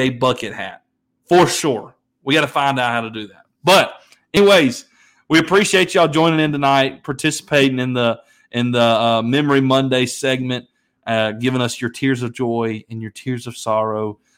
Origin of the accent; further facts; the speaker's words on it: Memphis, Tennessee, United States; As you know, we're from Memphis.